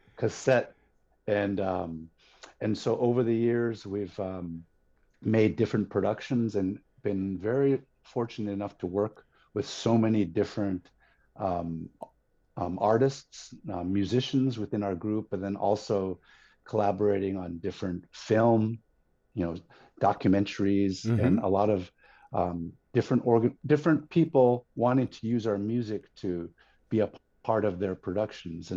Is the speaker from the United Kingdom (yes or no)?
no; Yukon-Kuskokwim Delta, Bethel, Alaska, United States; now in Anchorage, United States; I am born and raised in Alaska